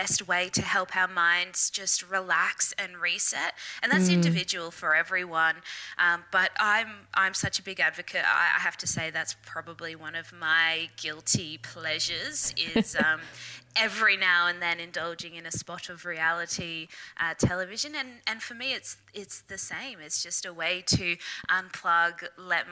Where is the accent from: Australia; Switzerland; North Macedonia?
Australia; Brisbane, Queensland; I am Brisbane, Australia, born and bred